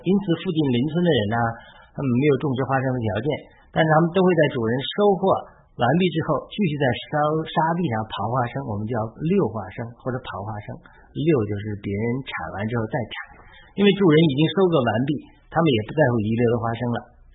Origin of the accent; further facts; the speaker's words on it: China; 我在中国长大